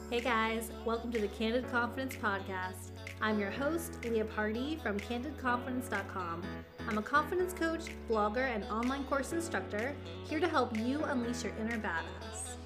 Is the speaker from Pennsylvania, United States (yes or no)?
yes; Reading, Pennsylvania, United States; also born or lived in Pittsburgh, Pennsylvania; I was born in Reading